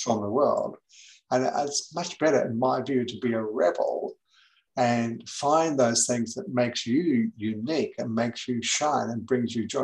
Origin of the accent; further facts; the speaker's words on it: England, United Kingdom; moved away as an adult; also born or lived in New Zealand; now in Gold Coast, Australia; I was born in New Zealand. I went to England when I was seven years of age uh, with my family. I didn't go by myself. Um, and I was there till I was 20. So I, I grew up in England in the 60s.